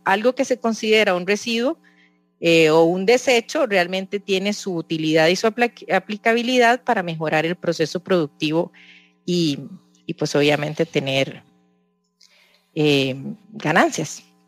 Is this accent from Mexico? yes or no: no; Costa Rica; nos identifica mucho como, como costarricenses, como campesinos